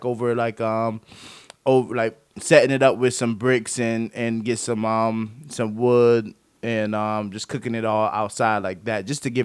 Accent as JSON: {"language": "English", "town": "Durham", "region": "North Carolina", "country": "United States", "said": "I'm from Durham, North Carolina."}